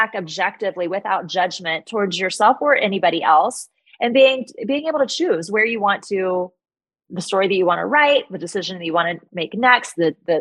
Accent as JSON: {"language": "English", "region": "Midwest", "country": "United States", "tie": "born or raised there", "said": "I grew up in the Midwest"}